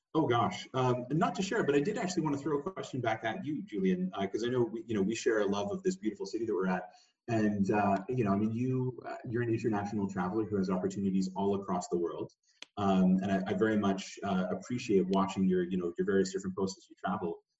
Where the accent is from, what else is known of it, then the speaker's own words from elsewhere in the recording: Victoria, British Columbia, Canada; I grew up in Victoria, so you know, always uh, exposed to nature